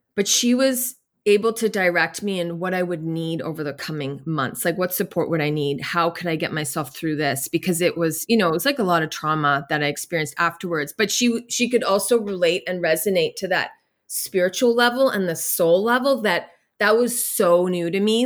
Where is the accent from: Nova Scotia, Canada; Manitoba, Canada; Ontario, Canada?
Nova Scotia, Canada; I grew up in here in Nova Scotia, in beautiful Nova Scotia